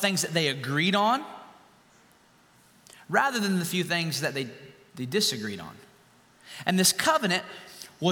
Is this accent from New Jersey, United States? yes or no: no; Winston-Salem, North Carolina, United States; I was raised in Winston-Salem, North Carolina